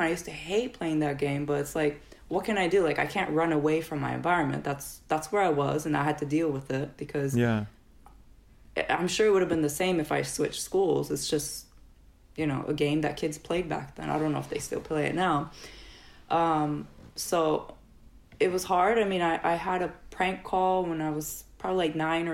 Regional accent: Japan; first language Japanese; English is a second language; moved away; I grew up in a city where it was not too far from Osaka.

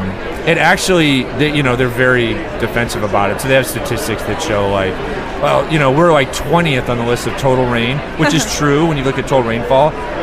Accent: Iowa, United States; I grew up in Iowa where March, actually, spring break, you could be out, like, playing around in shorts.

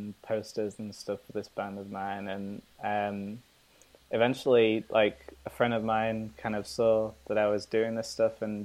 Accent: Manchester, North West England, United Kingdom; moved away; I hail from Manchester, England

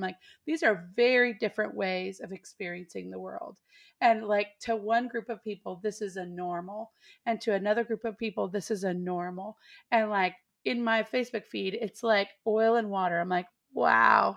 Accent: Texas, United States; also born or lived in East Nashville, Tennessee; now in Nashville, United States; I come from Texas

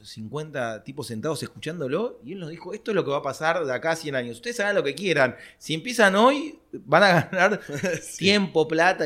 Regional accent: Argentina; yo era argentino

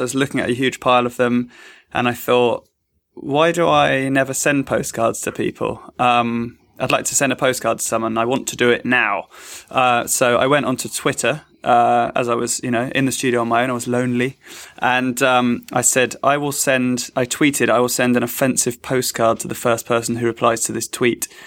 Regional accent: London, United Kingdom; I'm from East London

